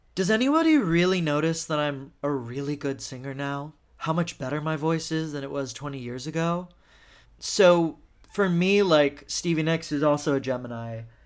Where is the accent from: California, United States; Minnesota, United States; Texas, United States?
Texas, United States; moved away; I'm from Texas